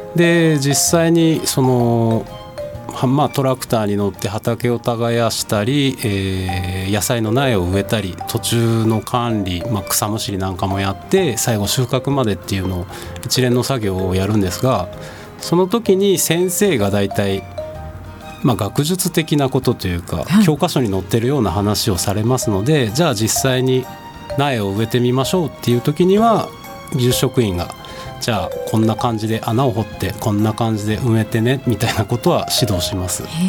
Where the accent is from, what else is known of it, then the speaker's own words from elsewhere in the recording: Karatsu, Saga, Japan; moved away as an adult; now in Tokyo, Japan; 出身は佐賀県の唐津市です